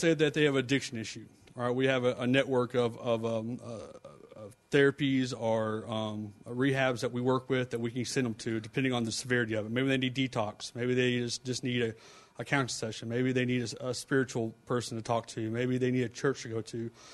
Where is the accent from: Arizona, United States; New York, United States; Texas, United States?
Texas, United States; Fort Worth; we're both from Fort Worth area